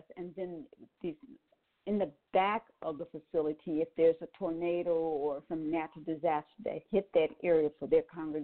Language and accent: English; Milwaukee, Wisconsin, United States; also born or lived in New Orleans, Louisiana; I was born in New Orleans and raised in Milwaukee, Wisconsin